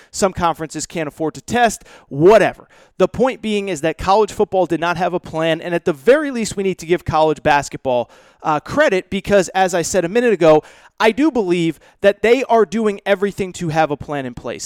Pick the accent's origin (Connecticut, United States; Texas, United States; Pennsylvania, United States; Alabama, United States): Connecticut, United States; where I grew up in Connecticut